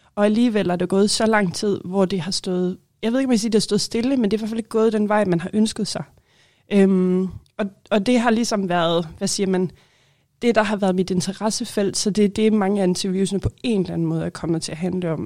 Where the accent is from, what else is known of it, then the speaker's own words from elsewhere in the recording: Holstebro, Central Denmark Region, Denmark; also born or lived in Aarhus; now in Greenland; jeg kommer fra Holstebro i Vestjylland